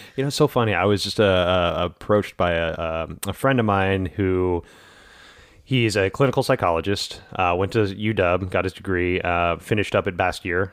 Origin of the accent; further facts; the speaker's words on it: the South, United States; growing up in the South in, uh, the eighties and nineties